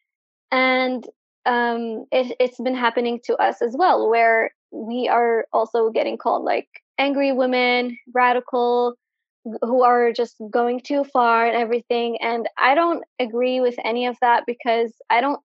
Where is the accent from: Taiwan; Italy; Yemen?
Yemen; Sana'a, Amanat Al Asimah; also born or lived in Ib, Yemen; I am from Ib in Yemen, but I was raised and lived most of my life in Sana'a.